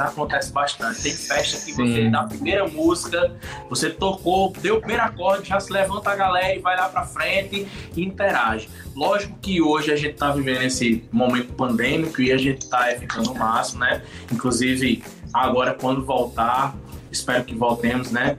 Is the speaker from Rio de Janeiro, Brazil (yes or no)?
no; interior of Paraíba, Brazil; nós somos nordestinos, somos do interior da Paraíba